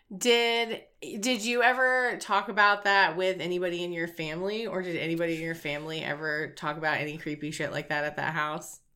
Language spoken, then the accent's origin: English; Wilmington, North Carolina, United States; I'm from Wilmington, North Carolina